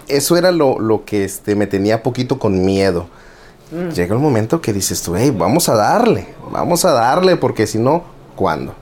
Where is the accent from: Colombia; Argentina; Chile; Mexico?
Mexico; Tijuana, Baja California; also born or lived in Guerrero, Mexico; now in United States; vengo de Tijuana, Baja California, nacido en Guerrero y siempre digo malcriado en Tijuana